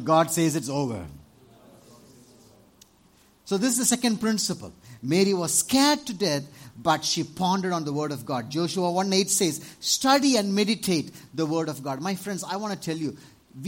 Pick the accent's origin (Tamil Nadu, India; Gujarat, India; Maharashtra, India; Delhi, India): Tamil Nadu, India; in Tamil Nadu, 20 years ago